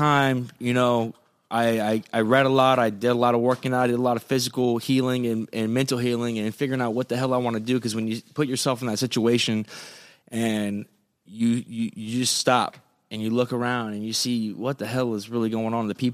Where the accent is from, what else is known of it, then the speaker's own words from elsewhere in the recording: Fort Pierce, Florida, United States; moved away as an adult; I'm from Fort Pierce, Florida